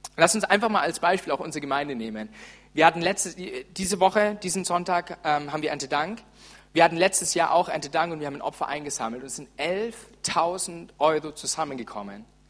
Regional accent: Franconia, Bavaria, Germany; ich bin echter Franke

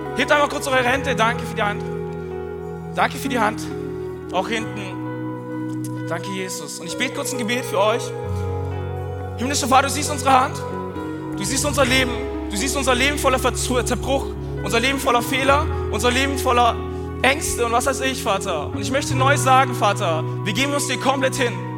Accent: Swabia, Germany; Aber ich bin Schwabe

